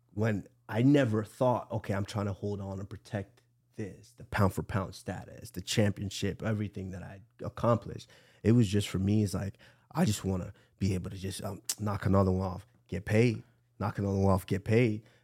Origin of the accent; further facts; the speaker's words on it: Nigeria; I'm the …